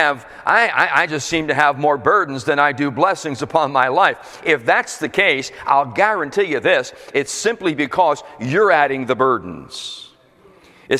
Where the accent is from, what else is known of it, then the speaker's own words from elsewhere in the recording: Philadelphia, Pennsylvania, United States; also born or lived in Florida; now in New Jersey, United States; I was born and raised in Pennsylvania, Philadelphia born and raised in that area